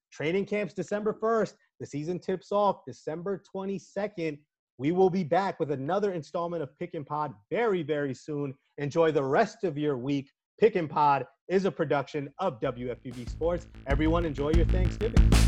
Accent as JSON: {"language": "English", "region": "New York", "country": "United States", "said": "I'm a New Yorker"}